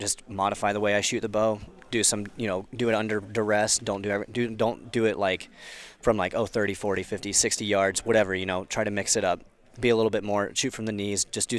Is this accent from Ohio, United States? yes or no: yes; Wooster, Ohio, United States; from Worcester, Ohio